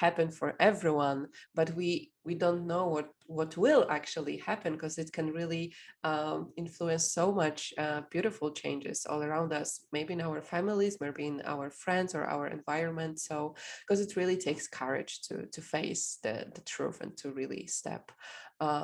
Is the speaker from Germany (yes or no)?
no; Poland; I'm from Poland